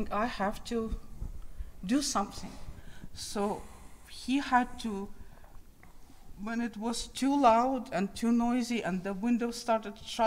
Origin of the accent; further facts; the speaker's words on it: Kyiv, Ukraine; moved away; So I was born in Ukraine. I'm from the capital of Ukraine.